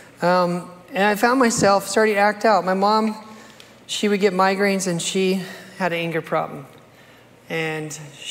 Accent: United States; I grew up here in America

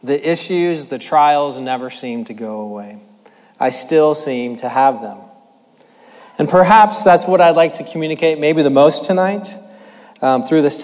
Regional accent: Tracy, California, United States; also born or lived in Manteca, California; I grew up in Tracy and Manteca with three sisters

